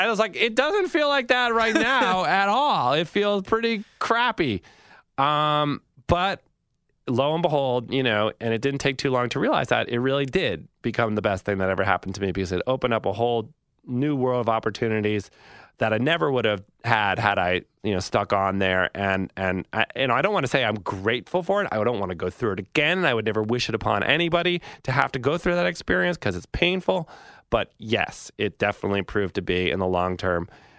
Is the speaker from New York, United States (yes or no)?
no; Massachusetts, United States; When I was a kid growing up in Massachusetts, I'd go to a magazine stand and I'd look at like GQ or Rolling Stone or something, Sports Illustrated